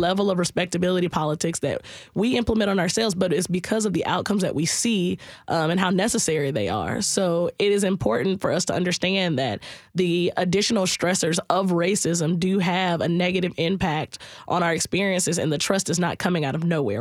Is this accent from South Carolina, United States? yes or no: yes; South Carolina, United States; moved away; I'm originally from South Carolina